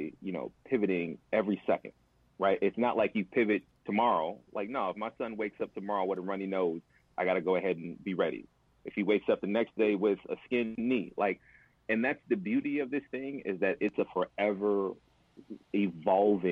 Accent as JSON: {"language": "English", "town": "Milwaukee", "region": "Wisconsin", "country": "United States", "tie": "born or raised there", "said": "I grew up in Milwaukee, on the north side of Milwaukee"}